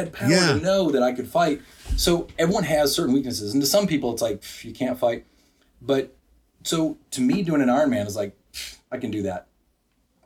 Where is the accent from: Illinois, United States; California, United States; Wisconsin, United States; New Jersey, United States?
Wisconsin, United States; now in Bryan, United States; I grew up in Wisconsin